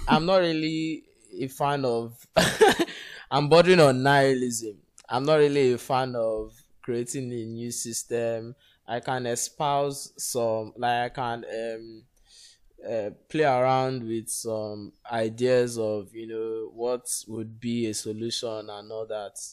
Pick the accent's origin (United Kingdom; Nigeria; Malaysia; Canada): Nigeria; as a Nigerian